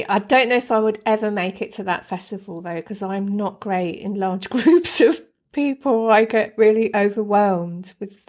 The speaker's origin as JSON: {"language": "English", "town": "Deal", "region": "South East England", "country": "United Kingdom", "tie": "born or raised there", "said": "when I was a kid, I grew up on the Kent coast in a little town called Deal, which is just down the road from Dover and Folkestone"}